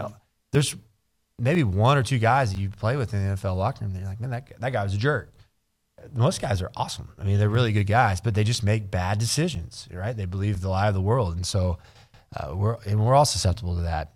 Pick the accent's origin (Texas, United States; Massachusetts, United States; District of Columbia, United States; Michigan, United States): Texas, United States; Burnet; I grew up in Burnett, which is the backyard of Austin